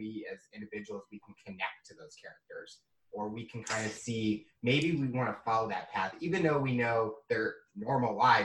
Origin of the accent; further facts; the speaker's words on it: St. Louis, Missouri, United States; now in Columbia, United States; I'm actually from St. Louis, and now I reside in Columbia